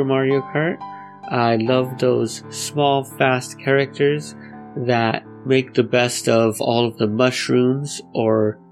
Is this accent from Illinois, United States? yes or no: no; Los Angeles, California, United States; Gotta represent for my hometown nerdcore MCs